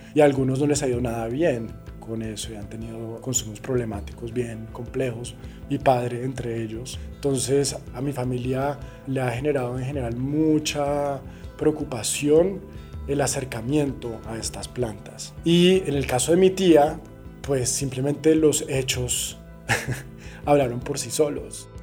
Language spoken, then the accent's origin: Spanish; Cali, Valle del Cauca, Colombia; yo me crié en Cali